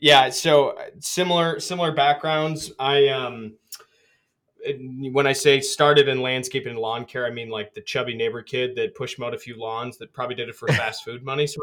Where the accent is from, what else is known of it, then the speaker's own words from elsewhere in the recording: Michigan, United States; as a Michigan man.